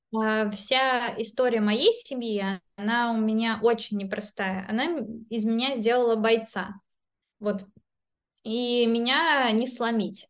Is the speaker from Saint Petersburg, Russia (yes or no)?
yes; Saint Petersburg, Russia; moved away as an adult; also born or lived in Belarus; now in London, United Kingdom; я петербурженка, э, ну, как бы я не родилась в Петербурге, но я считаю себя петербурженкой, это мой любимый город на земле